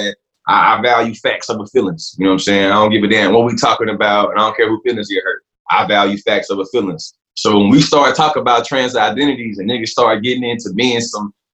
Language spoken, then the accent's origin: English; Bryan, Texas, United States; I'm from Bryan College Station, Texas. Shout out to everybody in Westside